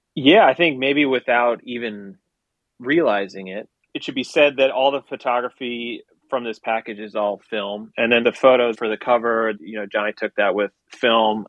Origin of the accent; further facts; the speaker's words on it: Milwaukee, Wisconsin, United States; moved away as an adult; also born or lived in New York City; now in Los Angeles, United States; I grew up in Wisconsin